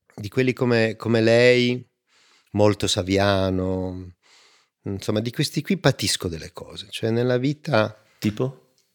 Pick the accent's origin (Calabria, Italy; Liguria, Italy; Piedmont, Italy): Piedmont, Italy; Turin; io sono di Torino e, e siamo fatti così